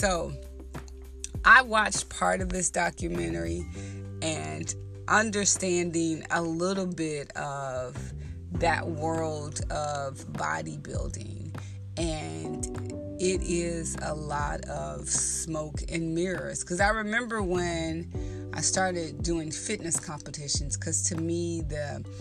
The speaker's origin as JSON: {"language": "English", "region": "the South", "country": "United States", "tie": "born or raised there", "said": "being in the South and growing up in the South"}